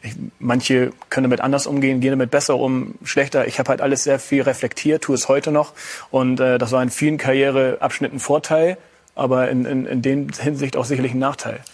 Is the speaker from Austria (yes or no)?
no; Hamburg, Germany; moved away; also born or lived in Bremen; beim HSV, das ist meine Geburtsstadt. Das ist der Verein, mit dem ich mich eigentlich von klein auf äh, identifiziert habe